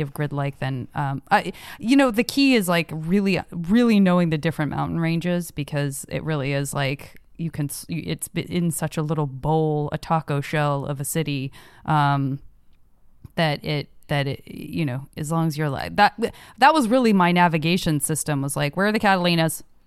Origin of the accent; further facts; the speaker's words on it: Arizona, United States; also born or lived in San Francisco; now in Los Angeles, United States; I'm from Arizona